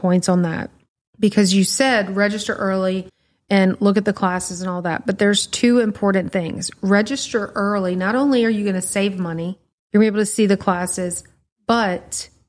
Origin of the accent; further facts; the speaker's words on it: Louisiana, United States; like, we're from Louisiana, y'all. We are not built for that.